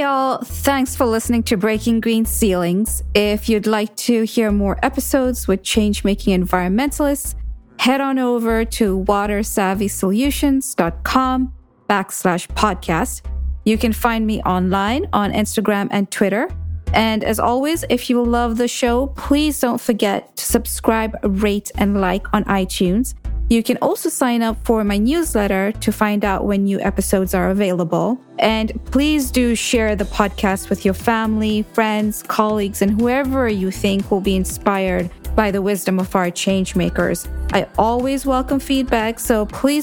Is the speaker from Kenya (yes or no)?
yes; Kenya; I grew up in Kenya